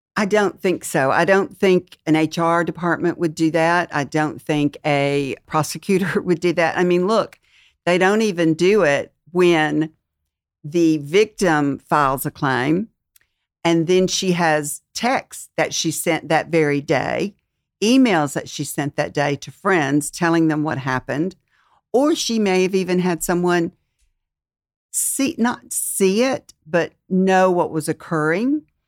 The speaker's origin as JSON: {"language": "English", "region": "Mississippi", "country": "United States", "moved": "yes", "said": "I'm from Mississippi"}